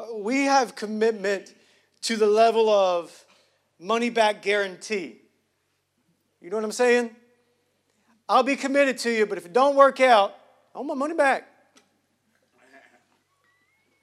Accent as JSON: {"language": "English", "region": "the South", "country": "United States", "said": "I'm from Hughley. It don't get worse than that."}